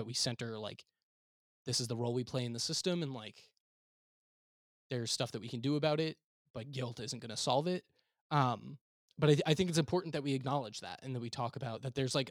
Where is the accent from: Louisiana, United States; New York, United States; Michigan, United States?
New York, United States; South Shore of Long Island; I grew up in the South Shore of Long Island